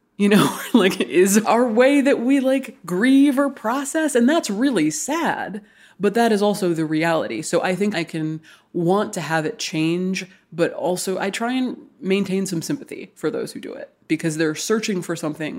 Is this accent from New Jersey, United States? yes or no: no; Hawaii, United States; I grew up in Hawaii. I was born and raised in Hawaii. I'm obviously not a native person to Hawaii.